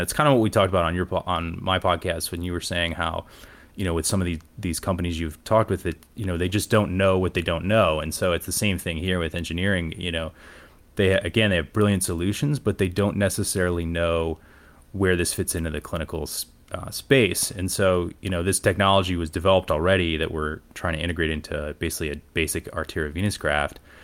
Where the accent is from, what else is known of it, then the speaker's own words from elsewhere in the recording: Cleveland, Ohio, United States; moved away as an adult; also born or lived in Toledo, Ohio; now in Atlanta, United States; I grew up in Cleveland, Ohio, in the suburbs